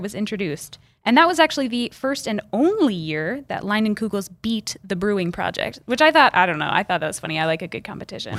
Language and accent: English; Chicago, Illinois, United States; now in Eau Claire, United States; I grew up in Chicago